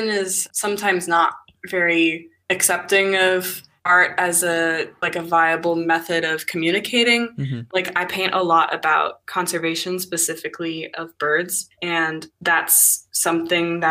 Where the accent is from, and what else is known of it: Bay Area, California, United States; born or raised there; moved away as an adult; now in Washington, United States